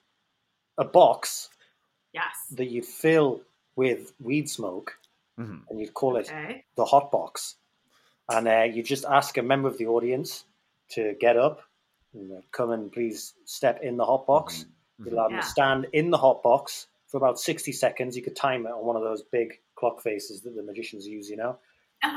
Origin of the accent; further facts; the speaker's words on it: Newcastle upon Tyne, North East England, United Kingdom; moved away as an adult; now in Los Angeles, United States; I'm not from London or anything. I'm from Newcastle in the northeast.